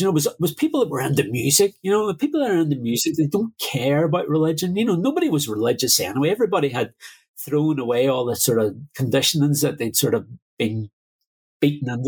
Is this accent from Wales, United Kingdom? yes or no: no; Derry, Northern Ireland, United Kingdom; moved away; also born or lived in London; growing up in Derry during the Troubles